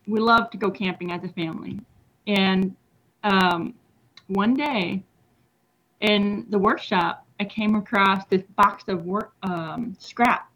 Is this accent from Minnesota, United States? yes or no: no; Washington, United States; moved away as an adult; now in Denton, United States; I've been here for about maybe 6 years, but my home is in Washington State